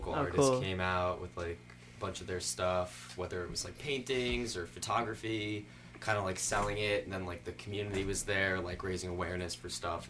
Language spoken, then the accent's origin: English; Long Island, New York, United States; I'm also from Long Island.